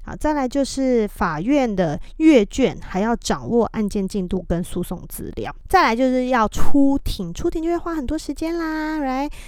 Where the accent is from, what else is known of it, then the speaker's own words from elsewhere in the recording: Taiwan; moved away as an adult; also born or lived in United States; 我是一位来自台湾的太太，讲中文